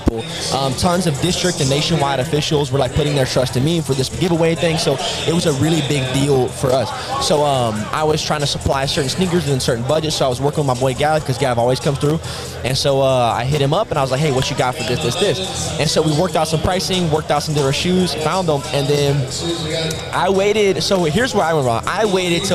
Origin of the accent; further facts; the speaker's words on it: Texas City, Texas, United States; I'm from Texas City.